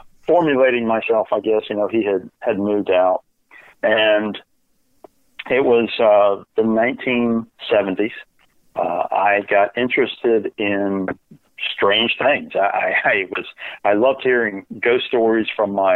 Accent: North Carolina, United States; also born or lived in Virginia; I grew up in North Carolina

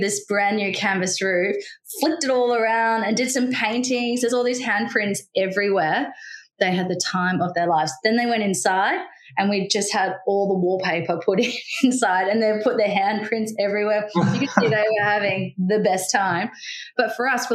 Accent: Australia; also born or lived in Cape Town, South Africa; as the Australian

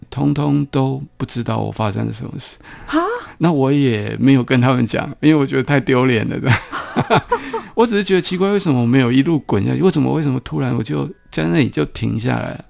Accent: Taipei, Taiwan; 我是成长在台北市比较边缘的一个地方，叫，那时候叫做景美嗯。的一个小地方啦

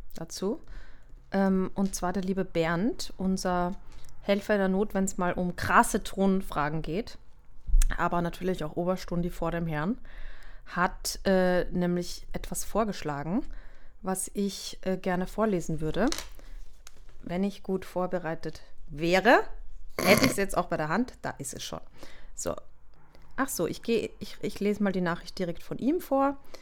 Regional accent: Austria; ich bin Österreicherin

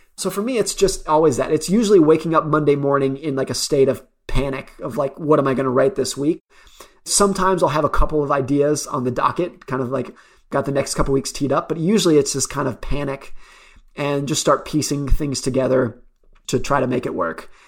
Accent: United States; I grew up around Lake Tahoe

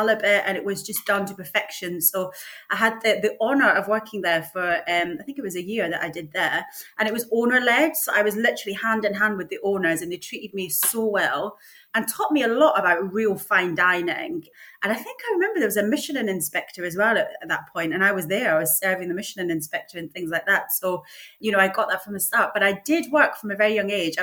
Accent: St Monans, Scotland, United Kingdom; now in Sidcup, United Kingdom; I am from a fishing village called St. Monans, which is in Fife

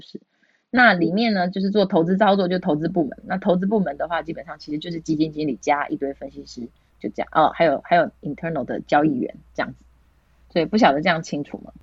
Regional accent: Taiwan; moved away as an adult; also born or lived in Hong Kong; 只有我是台湾人

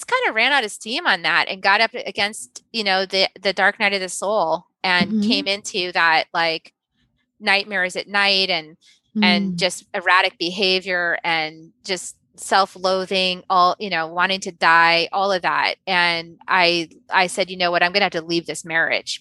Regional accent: New England, United States; moved away as an adult; also born or lived in Dallas, Texas / Virginia / Silicon Valley; now in Austin, United States; we spent most of my life in New England, in Connecticut, Massachusetts, and a little 1 year in Virginia.

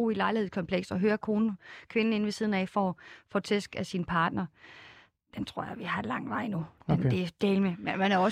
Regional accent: Odense, Southern Denmark, Denmark; Odense, hvor jeg kommer fra

